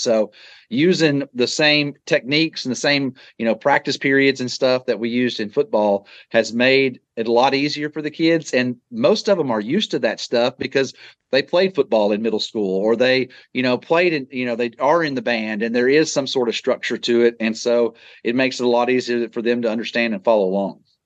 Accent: Texas, United States; growing up in Texas and being a Texas Ranger fan

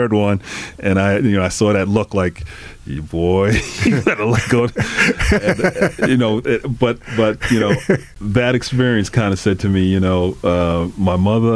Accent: North Babylon, New York, United States; also born or lived in Queens, New York; We grew up in North Babylon, Long Island

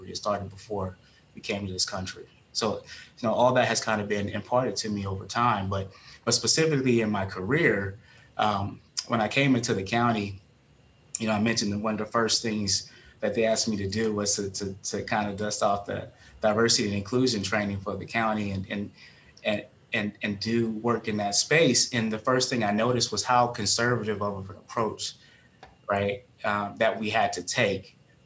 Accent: Shreveport, Louisiana, United States; I'm originally from Shreveport, Louisiana

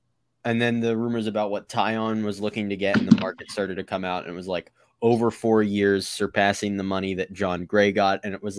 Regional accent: Maryland, United States; From Maryland

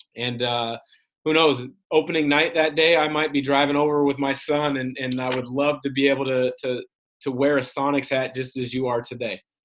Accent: Vancouver, Washington, United States; I grew up in Vancouver, which is near Portland, so I was a Blazer fan

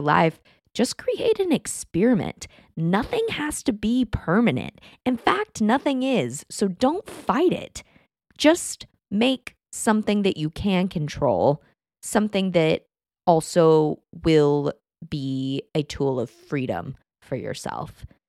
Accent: Texas, United States; moved away; I grew up in Texas

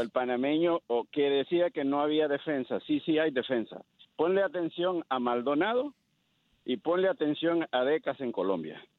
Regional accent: Honduras; now in California, United States; yo soy hondureño

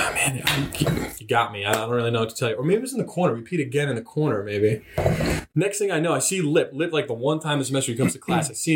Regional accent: New Jersey, United States; I am from New Jersey

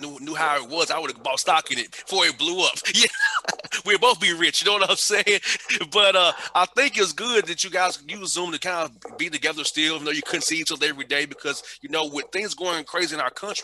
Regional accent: Atlanta, Georgia, United States; I grew up in Atlanta, all black neighborhood, very poor neighborhood

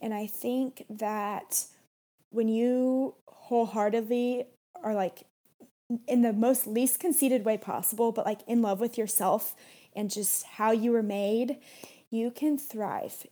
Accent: Kansas City, Missouri, United States; now in Arizona, United States; We're both from Missouri

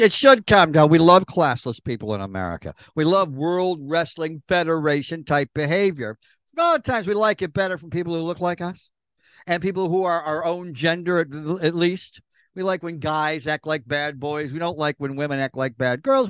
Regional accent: New York, United States; little boys growing up in New York.

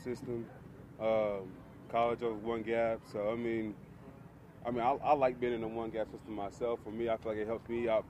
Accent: Texas, United States; I was born and raised in Texas

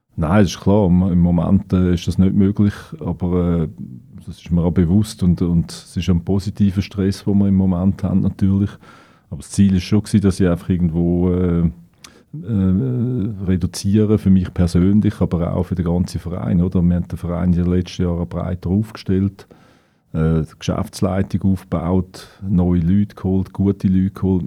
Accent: Winterthur, Zurich, Switzerland; Ich bin in einem Arbeiterquartier aufgewachsen in Wülflingen.

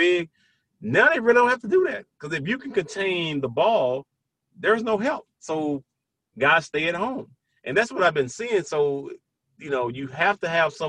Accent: Brownsville, Tennessee, United States; a kid from Brownsville, Tennessee, from my hometown.

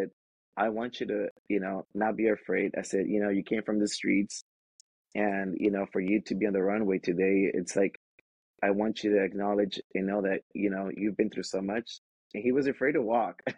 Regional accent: Los Angeles, California, United States; I was raised in Watts by a single parent.

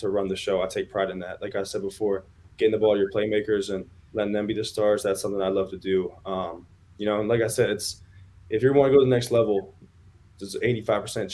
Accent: Springfield, Virginia, United States; This is my home state. I'm from Northern Virginia

